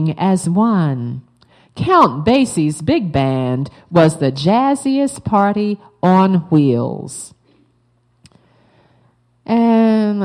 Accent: Baltimore, Maryland, United States; I'm from Baltimore.

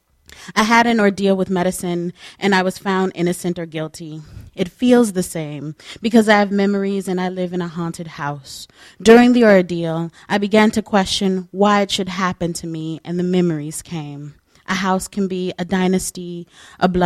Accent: Los Angeles, California, United States; moved away; also born or lived in East Coast (birthplace, 'here'); I was born here, but I was raised in the Los Angeles area.

